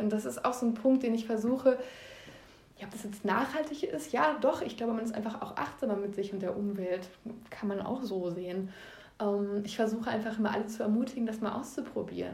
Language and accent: German; Ostwestfalen-Lippe, North Rhine-Westphalia, Germany; hier in meiner Heimatregion